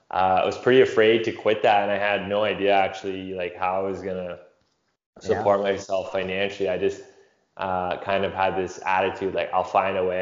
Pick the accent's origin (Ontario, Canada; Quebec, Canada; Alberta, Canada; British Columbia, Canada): Ontario, Canada; London; moved away as an adult; I'm actually back in my hometown in London, Ontario, Canada, visiting